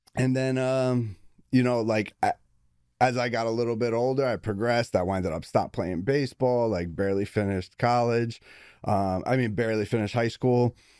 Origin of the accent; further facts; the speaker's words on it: Belleville, New Jersey, United States; I was born in Belleville, New Jersey